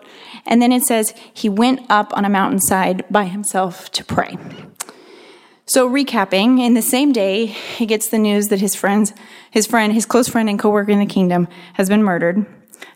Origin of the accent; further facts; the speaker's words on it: Santa Barbara, California, United States; I'm from Santa Barbara, up north a little ways